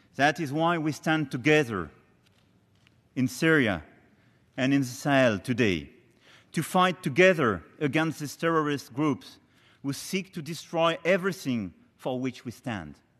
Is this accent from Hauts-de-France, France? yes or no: yes; Amiens, Hauts-de-France, France; Not far from Amiens, my hometown